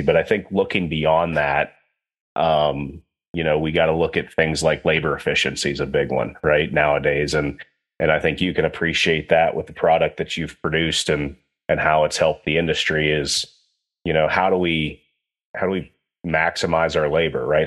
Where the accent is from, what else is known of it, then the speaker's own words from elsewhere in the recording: Western Pennsylvania, United States; I grew up in Western Pennsylvania